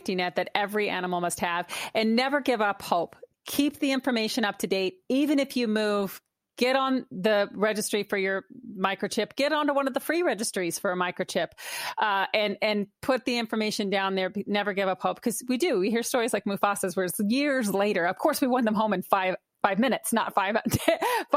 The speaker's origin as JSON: {"language": "English", "town": "Oklahoma City", "region": "Oklahoma", "country": "United States", "tie": "born or raised there", "said": "Oklahoma City, which is my hometown, believe it or not. Born, bred, and raised in central Oklahoma"}